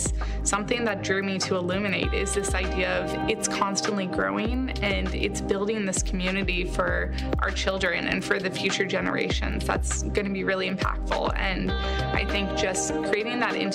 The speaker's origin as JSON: {"language": "English", "town": "Scottsdale", "region": "Arizona", "country": "United States", "tie": "born or raised there", "said": "I was born and raised here in Scottsdale"}